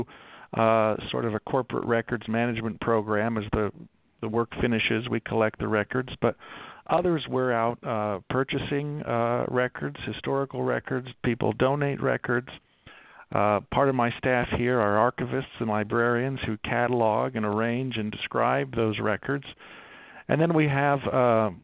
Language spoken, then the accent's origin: English; Baltimore, Maryland, United States; now in Salt Lake City, United States; I grew up in Baltimore, just outside of Baltimore.